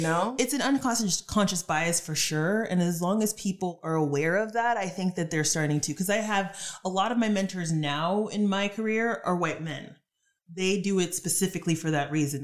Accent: Dallas, Texas, United States; moved away as an adult; now in Los Angeles, United States; born and raised in Dallas

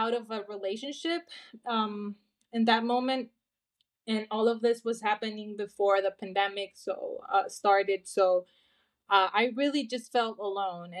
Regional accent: Honduras; I'm from Honduras. I'm currently here in Honduras. I live here. This is my home. This is my country.

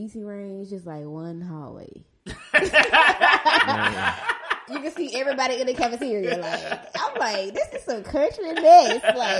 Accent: Mobile, Alabama, United States; I guess I'm from Maysville

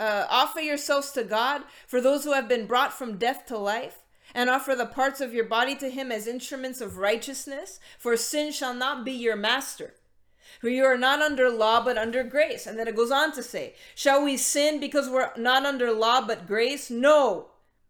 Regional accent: Canada; we're Canadian

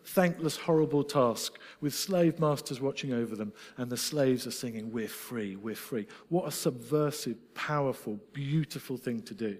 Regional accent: Scotland, United Kingdom; I'm Scottish.

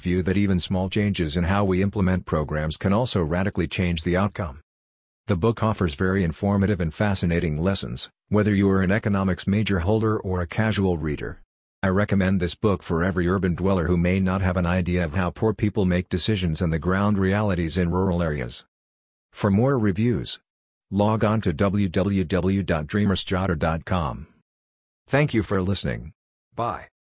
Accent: Andhra Pradesh, India; the place where I grew up in Andhra Pradesh.

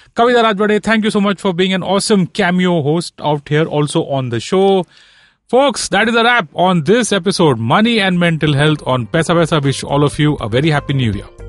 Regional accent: Mumbai, Maharashtra, India; I'm born and raised in Bombay.

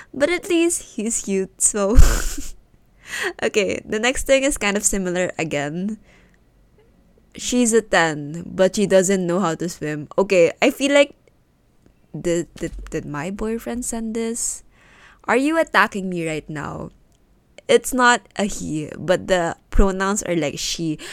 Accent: Philippines; English is a second language; English, because it's not my first language

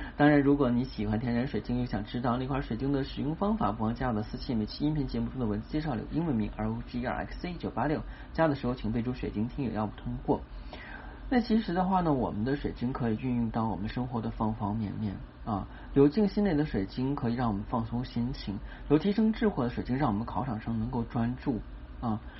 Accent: China; 是我们中国人啊传统的一个节日

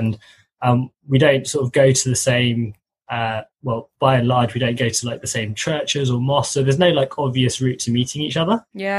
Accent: London, United Kingdom; I'm born in London, but my parents were Malaysian Chinese, and they're originally from Penang. And you know, obviously ethnically sort of Han Chinese, I guess.

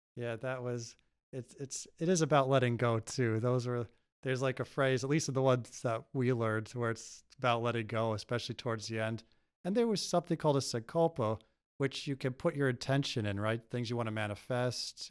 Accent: United States; I grew up here

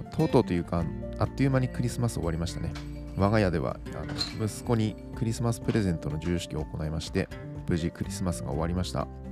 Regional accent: Miyagi, Japan; now in Tokyo, Japan; 私の実家は宮城県にあります

